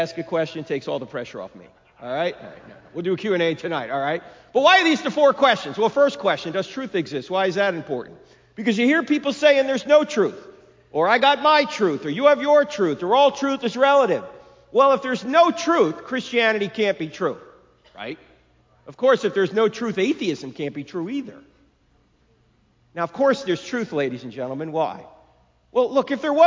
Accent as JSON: {"language": "English", "region": "New Jersey", "country": "United States", "moved": "yes", "said": "I'm originally from New Jersey"}